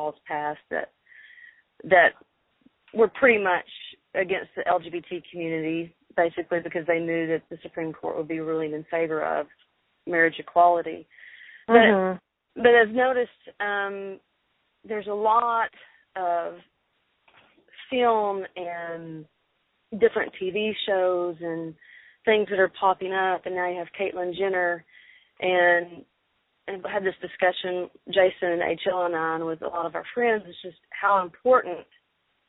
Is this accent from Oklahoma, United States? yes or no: no; Arkansas, United States; I'm from Arkansas